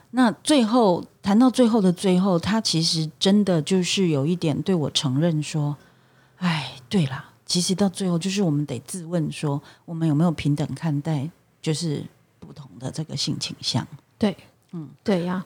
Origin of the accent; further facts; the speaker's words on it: Taiwan; 我们作为台湾人，我们当然希望大家都爱台湾嘛